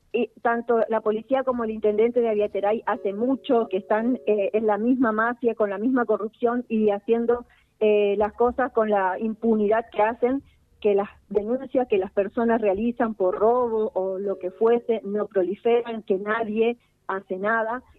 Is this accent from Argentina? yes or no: yes; Villa Ocampo, Santa Fe, Argentina